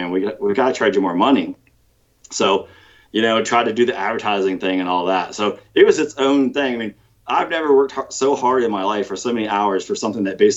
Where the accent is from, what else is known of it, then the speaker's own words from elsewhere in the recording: North Carolina, United States; also born or lived in Virginia; So basically, I always like kind of think I grew up in North Carolina, Northern Virginia.